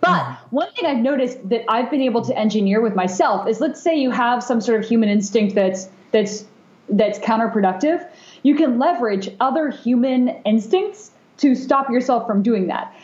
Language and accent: English; Bay Area, California, United States; also born or lived in Japan; growing up in the Bay Area